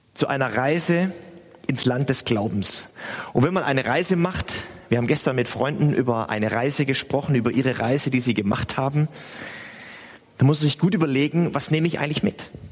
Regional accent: Stuttgart, Baden-Württemberg, Germany; now in Hamburg, Germany; ich bin in Stuttgart aufgewachsen

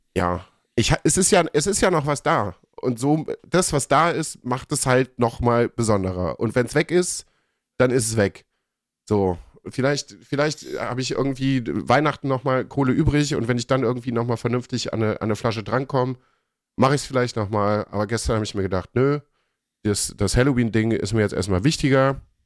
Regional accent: Germany; bei uns in Deutschland

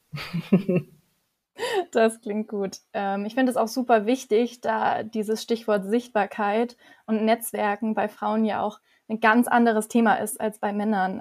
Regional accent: Weingarten, Baden-Württemberg, Germany; Ich komme aus Weingarten

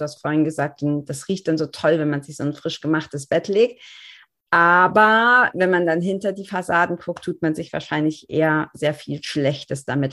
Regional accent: Germany; als Deutsche oder hier in unseren Breitengraden

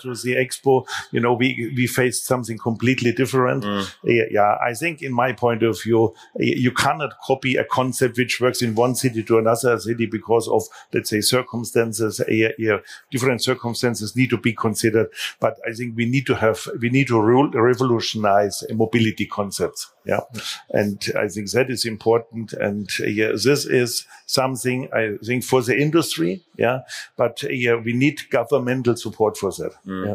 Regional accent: Munich, Bavaria, Germany; my hometown Munich

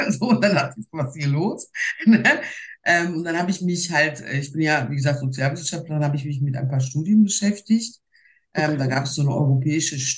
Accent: Duisburg, North Rhine-Westphalia, Germany; eigentlich bin ich ein waschechtes Ruhrpottmädchen. Äh, ich bin in Duisburg geboren. Meine Eltern stammen ursprünglich aus der Türkei.

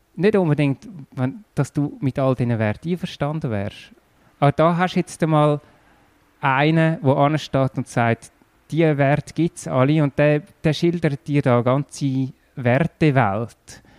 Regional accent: Erlenbach, Zurich, Switzerland; also born or lived in Zollikon / San Diego; In Zürich und dann zwei Jahre in Zolliken gewohnt, zwei Jahre in San Diego und nachher in Erlenbach.

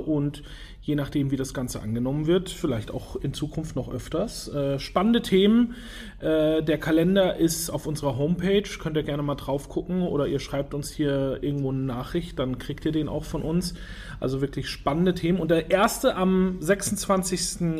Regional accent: Franconia, Bavaria, Germany; now in Hamburg, Germany; meine Heimat sozusagen, ins schöne Frankenland, äh, direkt nach Würzburg

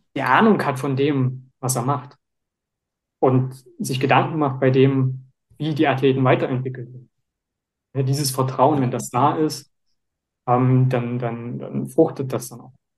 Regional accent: Leipzig, Saxony, Germany; ich bin ja aus Leipzig und hier bei uns

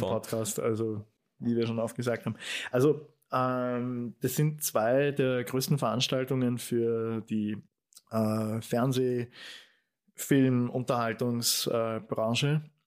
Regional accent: Austria; bei uns in Österreich

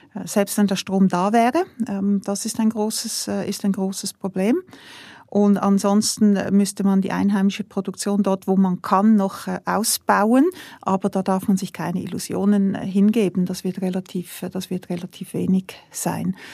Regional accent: Switzerland; als Schweizer

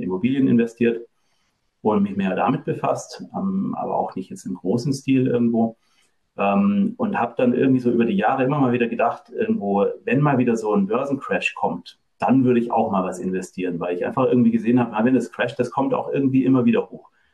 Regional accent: Germany; moved away as an adult; also born or lived in France; now in Norway; Ursprünglich komme ich aus Deutschland

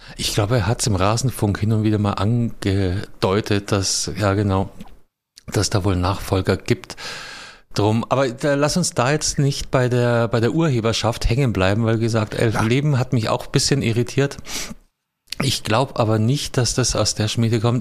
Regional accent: Munich, Bavaria, Germany; wo ich aufgewachsen bin. In München-Giesing

